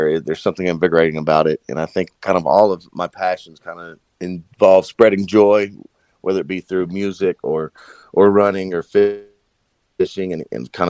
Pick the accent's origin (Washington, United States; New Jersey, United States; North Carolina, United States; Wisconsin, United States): North Carolina, United States; Greenville; also born or lived in Chapel Hill, North Carolina / Asheville, North Carolina; I grew up in Eastern North Carolina, in Greenville, North Carolina